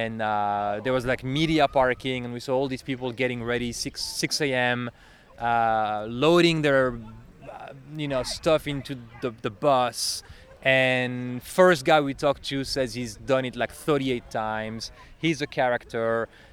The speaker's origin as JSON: {"language": "English", "country": "Belgium", "second_language": "English", "lives_now": "Chicago, United States", "said": "That's … and then …. So I'm originally from Belgium. You can hear I have an accent. I speak French, but I've been in Chicago for a little while."}